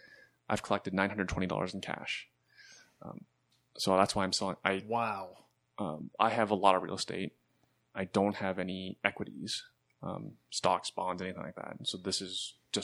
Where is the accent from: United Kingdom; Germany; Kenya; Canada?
Canada; I love being Canadian. Yeah. Paying taxes, you know, the cost of living here, and it's worth it, right?